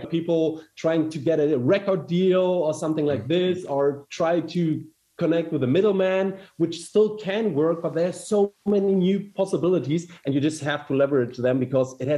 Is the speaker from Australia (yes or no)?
no; Germany; accent: German; English is a second language; from Germany, as you can hear by my weird German accent.